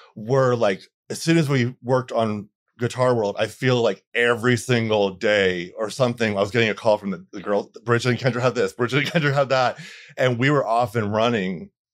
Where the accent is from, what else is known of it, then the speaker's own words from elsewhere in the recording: Bradenton, Florida, United States; also born or lived in Atlanta; now in Los Angeles, United States; I'm from Florida, a, a small town, Bradenton, Florida, um, right north of Sarasota